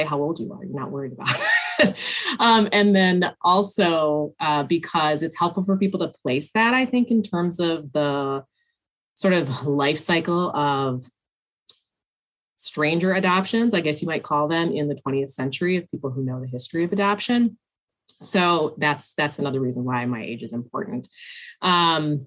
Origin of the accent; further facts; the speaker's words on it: Northern Michigan, United States; now in Milwaukee, United States; I grew up in Northern Michigan